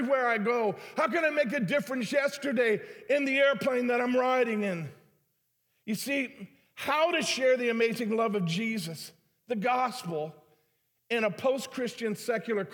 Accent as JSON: {"language": "English", "town": "Detroit", "region": "Michigan", "country": "United States", "moved": "as an adult", "lives_now": "St. Louis, United States", "said": "I was from Detroit"}